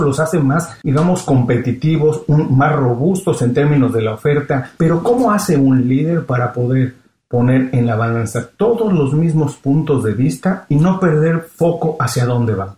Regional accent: Mexico City, Mexico; also born or lived in Guadalajara; now in Miami, United States; yo vivo en Miami, soy mexicano y estoy en Miami

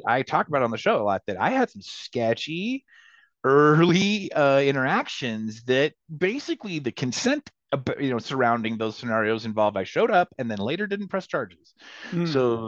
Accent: North Central Texas, United States; growing up in North Central Texas, kinky and queer and punk rock

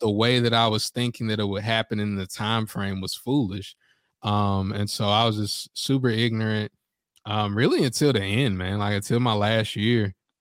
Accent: Greensboro, North Carolina, United States; I'm from Greensboro and, uh, and I'm black

